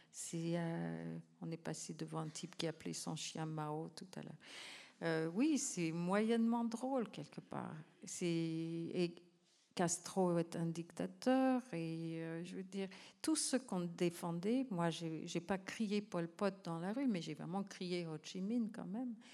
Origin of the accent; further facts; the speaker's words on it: Calgary, Alberta, Canada; moved away; also born or lived in New Hampshire, United States; c'est justement le sens du nom de ma ville natale dans une langue autochtone, Calgary.